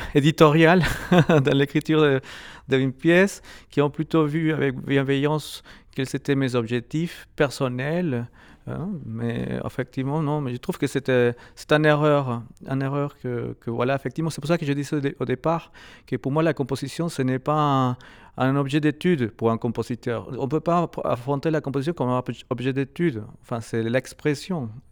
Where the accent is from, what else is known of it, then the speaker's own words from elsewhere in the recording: Lima, Peru; French is a second language; moved away as an adult; now in France; je suis né à Lima